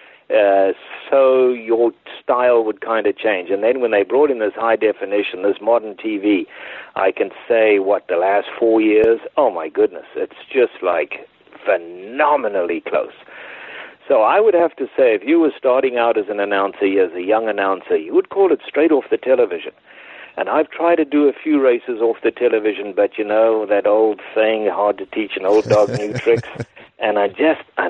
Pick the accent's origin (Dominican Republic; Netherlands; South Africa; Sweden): South Africa; moved away as an adult; I was born in South Africa in 1952